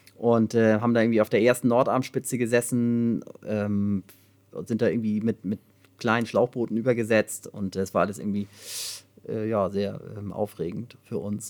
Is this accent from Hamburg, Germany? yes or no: yes; Hamburg, Germany; ich bin halt am Rand von Hamburg irgendwie aufgewachsen